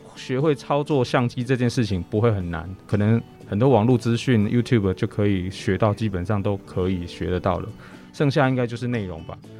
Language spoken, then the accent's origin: Chinese; Puzi, Chiayi County, Taiwan; 我们铺子做蒸笼的阿公